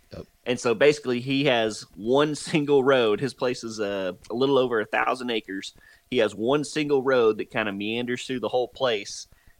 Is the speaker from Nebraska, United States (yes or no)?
no; Texas, United States; also born or lived in Oklahoma; I'm originally from North Texas and then moved to Oklahoma.